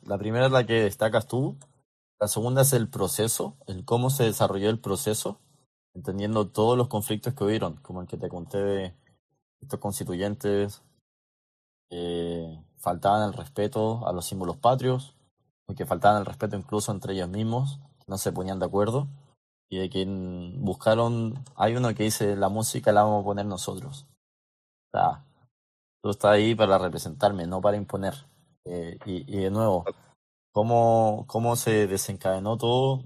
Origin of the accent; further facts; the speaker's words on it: Chile; muchos de los chilenos necesitamos eso